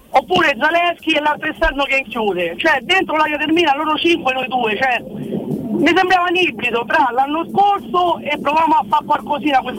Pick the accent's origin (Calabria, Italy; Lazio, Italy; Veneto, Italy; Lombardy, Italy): Lazio, Italy; Rome; non è che uno è da Roma, allora io sono da Roma, e mi danno a far bene tutto